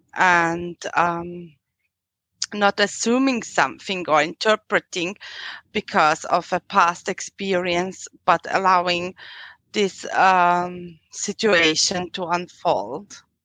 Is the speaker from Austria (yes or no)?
yes; Austria; accent: European; English is a second language; I'm from Austria